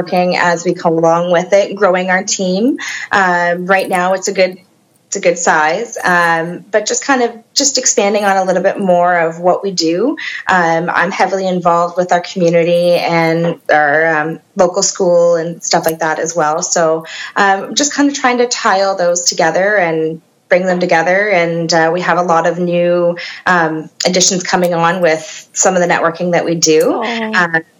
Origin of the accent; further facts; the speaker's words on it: Kitchener, Ontario, Canada; moved away as an adult; also born or lived in Woodstock; now in Oxford County, Canada; I was born and raised in Kitchener.